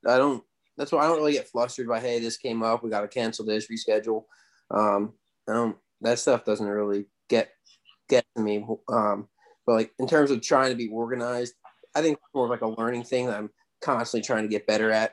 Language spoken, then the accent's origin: English; Lehighton, Pennsylvania, United States; I grew up in a small town, Northeast Pennsylvania, Lehighton. So born and raised there.